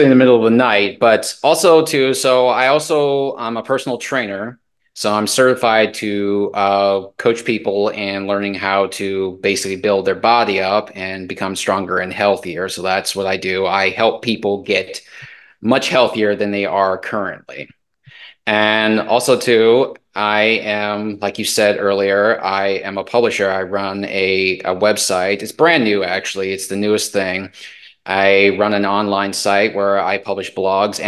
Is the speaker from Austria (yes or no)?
no; Iowa, United States; also born or lived in Baltimore, Maryland; I have grown up in Iowa